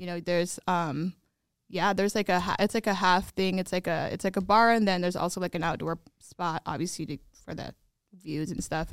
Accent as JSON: {"language": "English", "town": "Des Moines", "region": "Iowa", "country": "United States", "tie": "born or raised there", "moved": "yes"}